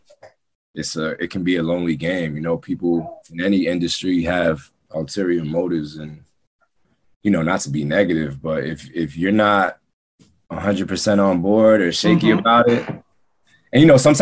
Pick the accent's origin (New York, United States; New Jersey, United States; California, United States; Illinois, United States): New York, United States; New York City; I'm from Queens too